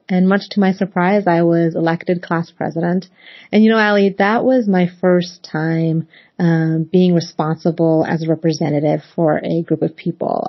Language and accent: English; Northern Virginia / Washington DC area, United States; also born or lived in Pakistan; I was eight years old when my family and I immigrated to the United States from Pakistan. And we settled in the Northern Virginia area, just seven miles outside of the nation's capital. So growing up in the cosmopolitan Washington DC area